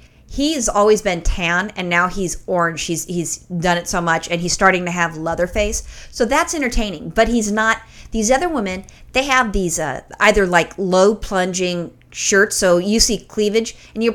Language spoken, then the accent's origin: English; California, United States; accent: thick California; it's my thick California accent.